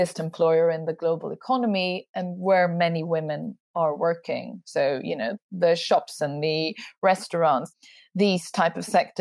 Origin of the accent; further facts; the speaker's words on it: Sweden; I'm from Sweden